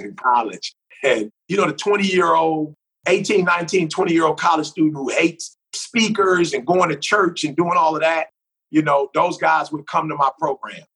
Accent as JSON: {"language": "English", "town": "Detroit", "region": "Michigan", "country": "United States", "tie": "born or raised there", "said": "growing up in Detroit, I was a music head"}